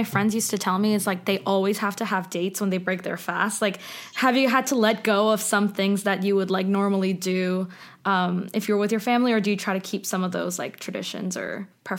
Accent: Dubai, United Arab Emirates; now in United States; I grew up in Dubai, so lot of my bestest friends were South Asian, Middle Eastern, and Muslim women.

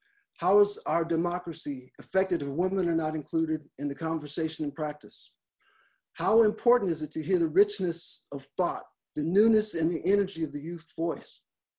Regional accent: Los Angeles, California, United States; born there; also born or lived in Frankfurt / Minot / Roswell; I was born in Los Angeles, California, and grew up in a military family environment, living in Frankfurt, Germany, Minot, North Dakota, and finally retiring in the great metropolis of Roswell, New Mexico.

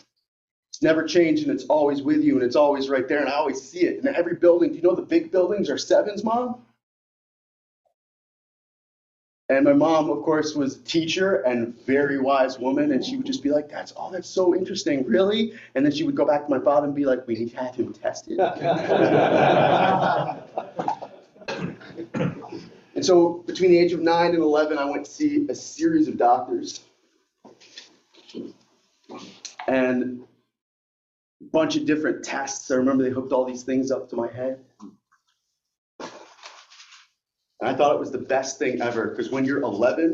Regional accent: upstate New York, United States; moved away as an adult; also born or lived in Albany, New York / Sherburne, New York / Cortland, New York; now in North Jersey, United States; I grew up upstate New York, so I know more about cows and chickens than people

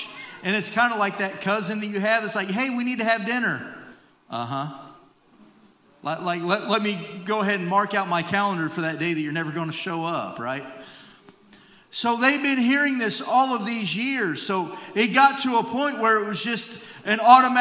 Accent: United States; as an American

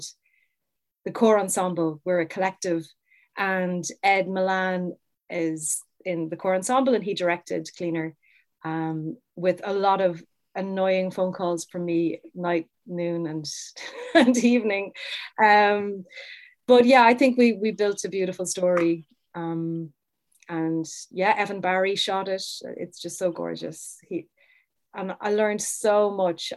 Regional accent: Cork, Munster, Ireland; I would have gone to all the Cork festivals growing up because I'm from Cork.

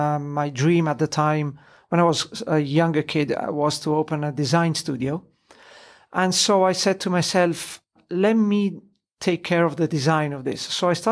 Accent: Italy; Disclosure, I am Italian, although I have an English name. I was born and raised in Italy. British dad, Italian mum. So if you hear a strange accent, that's the reason.

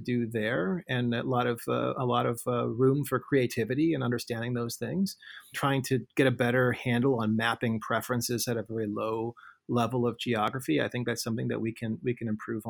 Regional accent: St. Louis, Missouri, United States; my hometown of St. Louis

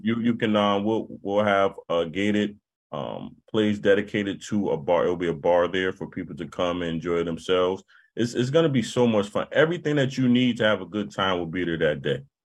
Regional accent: New Haven, Connecticut, United States; growing up in New Haven

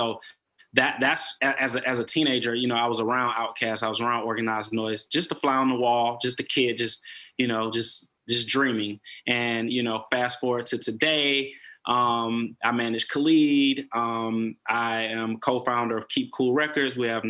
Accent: Atlanta, Georgia, United States; I'm from Atlanta.

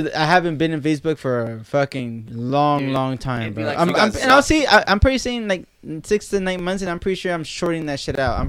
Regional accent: Lynwood, California, United States; moved away as an adult; now in Orange County, United States; I'm born and raised in Linwood, Watts area, but not unfortunately, but I moved out to Orange County.

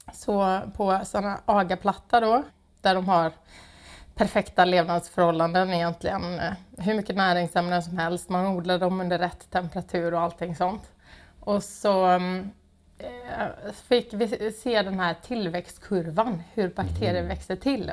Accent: Gothenburg, Västra Götaland, Sweden; moved away; jag är från Göteborg Eh, har ehm, ja, inte alltid bott här men har kommit tillbaka

